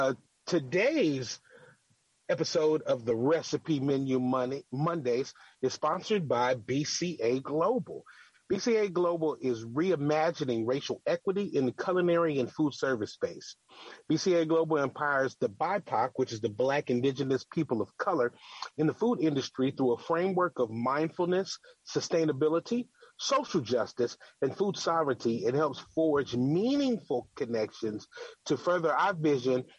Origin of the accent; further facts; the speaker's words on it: Louisville, Kentucky, United States; moved away; I have been in my hometown of Louisville, Kentucky for the last few days.